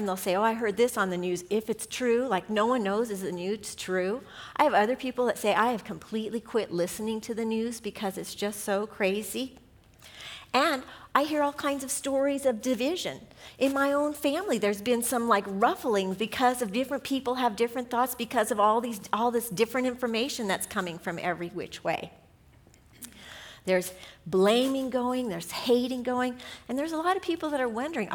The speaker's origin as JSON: {"language": "English", "region": "Southern California", "country": "United States", "said": "we're from Southern California"}